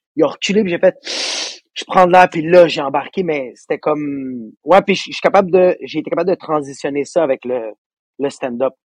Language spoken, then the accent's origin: French; Laval, Quebec, Canada; je viens de Laval